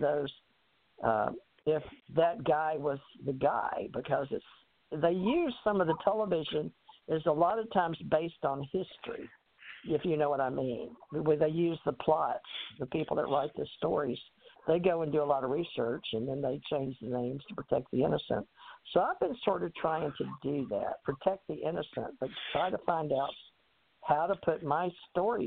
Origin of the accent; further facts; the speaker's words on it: Texas, United States; also born or lived in Louisiana / Alabama / New York / Hawaii; now in Florida, United States; I was born in Louisiana, raised in Texas, went to Alabama to go to school in New York and all of that in Hawaii